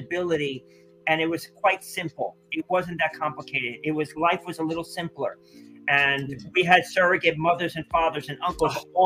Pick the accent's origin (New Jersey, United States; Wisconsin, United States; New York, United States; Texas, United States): New Jersey, United States; Teaneck; growing up in Teaneck